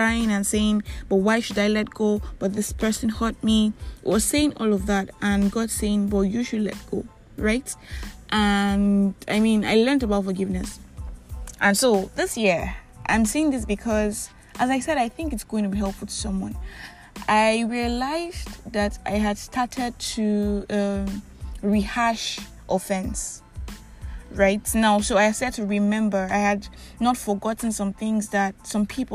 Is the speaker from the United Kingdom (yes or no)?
no; Nigeria; I am that Nigerian Christian talkaholic